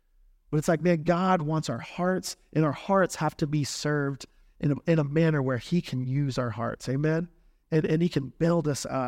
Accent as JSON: {"language": "English", "region": "Texas", "country": "United States", "tie": "born or raised there", "said": "You know, I grew up in South Texas, 90, probably 100%, 90% Catholic and Roman Catholic."}